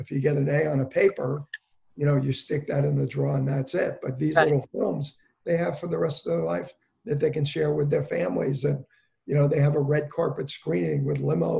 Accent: Englewood, New Jersey, United States; We're from Englewood. We're both from Englewood.

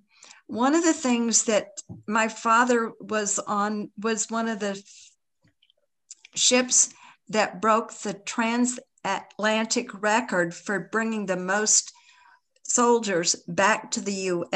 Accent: Tennessee, United States; Because again, we're both from East Tennessee, you know, it was relative.

